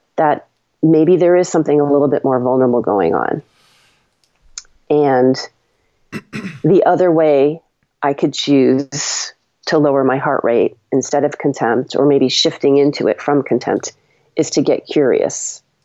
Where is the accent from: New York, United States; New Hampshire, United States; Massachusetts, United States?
Massachusetts, United States; Longmeadow; grew up in Long Meadow